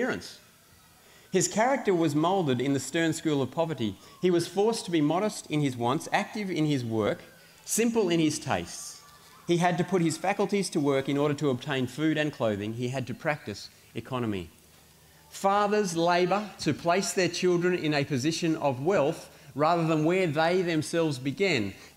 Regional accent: Australia; for me, as an Australian parent

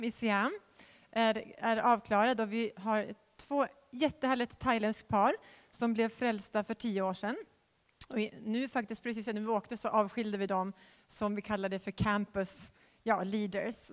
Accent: Västerås, Västmanland, Sweden; jag är född i Västerås

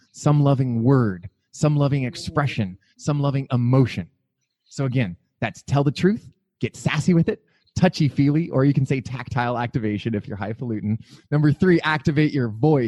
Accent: Montana, United States; now in Phoenix, United States; I'm from Montana

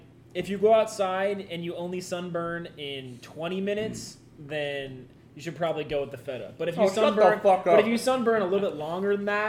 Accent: Midwest, United States; We're from the Midwest.

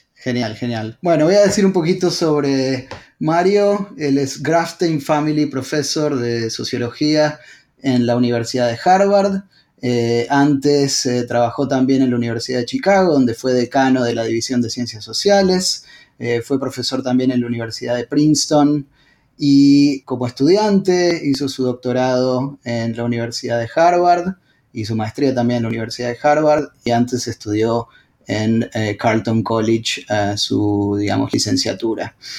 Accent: Argentina; now in Austin, United States; Soy originalmente de Argentina

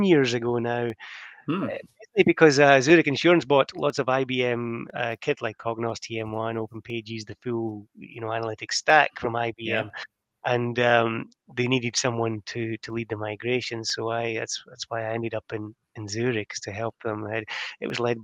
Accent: Scotland, United Kingdom; moved away; my first job was with the Royal Bank of Scotland, back in Scotland. I'm Scottish.

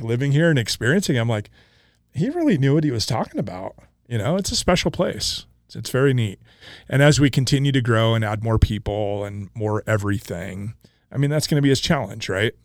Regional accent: Coeur d'Alene, Idaho, United States; now in Boise, United States; I grew up in Coeur d'Alene, Idaho

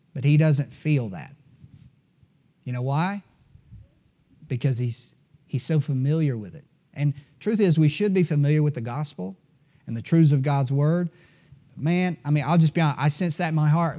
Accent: Greenville, South Carolina, United States; born and raised in Greenville, South Carolina, like I was

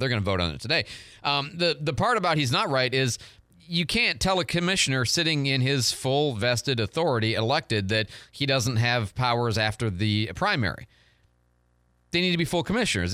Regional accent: Detroit, Michigan, United States; moved away; I'm from Detroit a long time ago

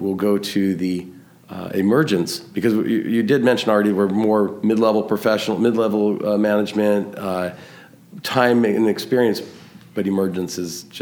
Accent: Southern California, United States; I am from Southern California

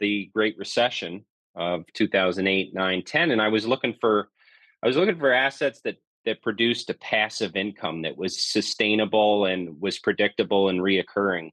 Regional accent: New York, United States; moved away as an adult; now in Southern California, United States; I'm from New York, is where I'm born and raised, but moved out to SoCal back in 2002

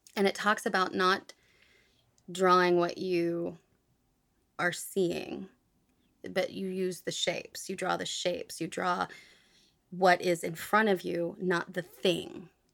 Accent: United States; I am from the United States

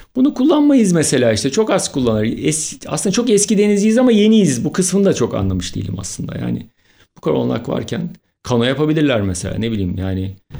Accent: Istanbul, Turkey

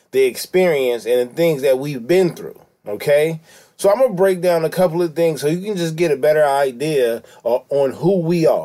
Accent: California, United States; I'm from California. This is Los Angeles.

